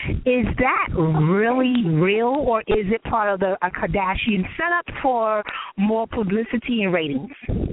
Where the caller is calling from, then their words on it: New York City, New York, United States; I am calling from New York City.